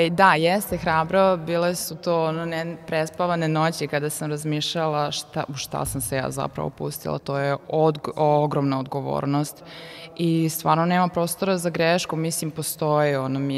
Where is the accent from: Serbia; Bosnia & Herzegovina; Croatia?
Serbia; Sombor, Vojvodina; moved away as an adult; now in Novi Sad, Serbia; rođena sam u Somboru i ponosna sam na to, mnogo volim Sombor, pogotovo leti